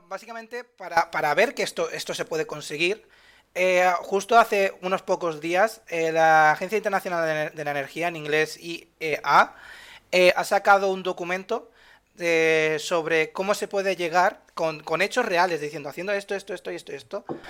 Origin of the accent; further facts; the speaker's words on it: Spain; de Europa somos, somos la huerta de Europa